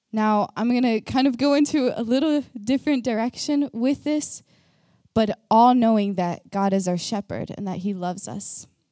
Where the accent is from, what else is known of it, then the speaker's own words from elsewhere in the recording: Texas, United States; moved away as an adult; now in Norway; I am from America. I am from Texas